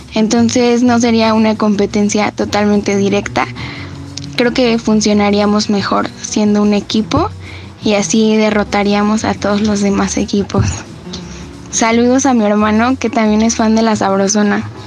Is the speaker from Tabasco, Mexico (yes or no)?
no; State of Mexico, Mexico; soy del Estado de México